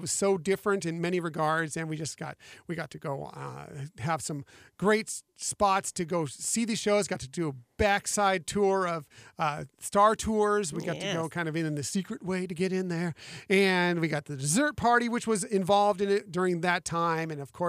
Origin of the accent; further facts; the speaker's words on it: West Coast, United States; I grew up on the West Coast going to the Disneyland Resort.